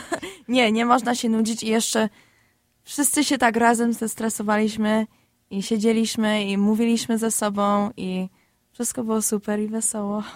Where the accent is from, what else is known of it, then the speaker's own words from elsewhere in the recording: Chicago, Illinois, United States; Obydwie się urodziliśmy w Chicago